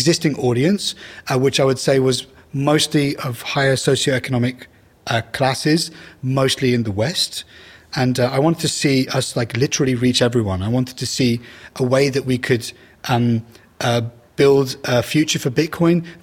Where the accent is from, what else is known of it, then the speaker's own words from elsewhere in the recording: Iraq; moved away; I'm originally from Iraq